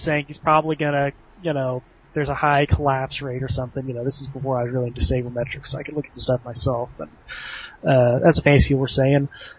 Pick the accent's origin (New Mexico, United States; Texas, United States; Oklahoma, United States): Oklahoma, United States; football was our main thing growing up in Oklahoma.